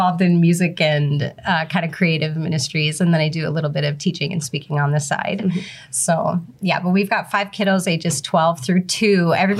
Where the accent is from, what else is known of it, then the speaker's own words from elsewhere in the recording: Fergus Falls, Minnesota, United States; I'm from Fergus Falls, Minnesota.